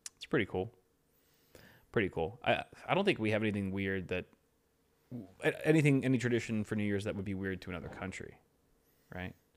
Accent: Los Angeles, California, United States; we're from L

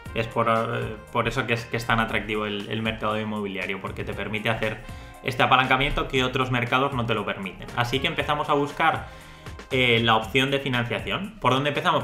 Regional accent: Valencia, Valencian Community, Spain; soy de Valencia

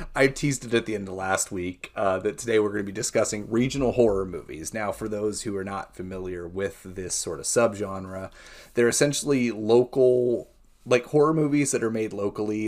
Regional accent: United States; I too am from a small town, Columbia County Fair and Rodeo. My aunt and uncle are pretty much the head of the board, so that gives you how, like, you know, glimpse into how small of a town I grew up

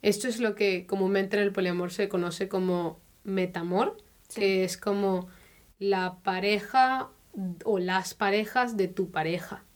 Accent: Spain; now in Germany; soy española y también llevo, pues eso, ya un tiempo viviendo en Alemania

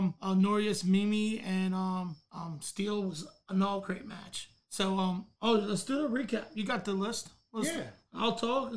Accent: Delaware County, Pennsylvania, United States; I'm a Delco kid.

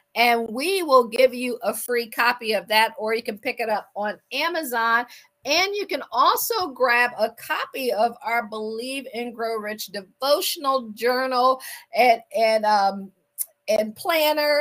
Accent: Akron, Ohio, United States; moved away as an adult; also born or lived in Washington, D.C. / Baltimore / Boston / Pittsburgh; I am from Akron, Ohio.

